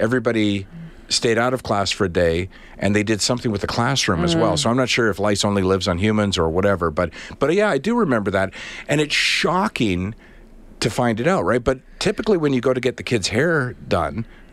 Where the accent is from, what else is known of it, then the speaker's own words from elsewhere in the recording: Charlottetown, Prince Edward Island, Canada; also born or lived in Winnipeg / Toronto; We moved to Charlottetown, where I basically grew up